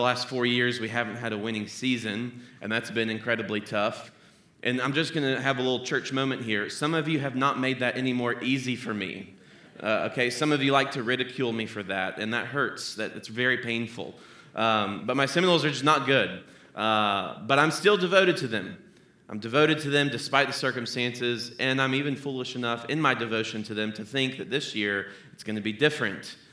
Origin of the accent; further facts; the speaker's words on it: Tallahassee, Florida, United States; now in Cincinnati, United States; I grew up in Tallahassee, Florida